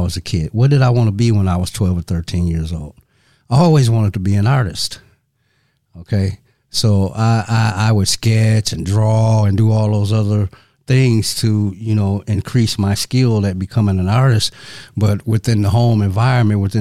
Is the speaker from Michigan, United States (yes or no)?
yes; Saginaw, Michigan, United States; I'm originally from Saginaw, Michigan. And Saginaw is approximately 100 miles north of Detroit.